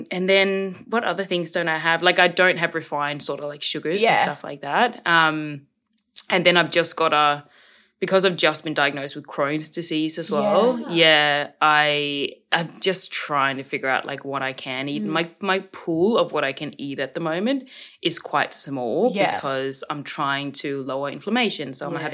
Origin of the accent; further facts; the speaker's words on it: Korsør, Zealand, Denmark; now in Australia; I grew up in Denmark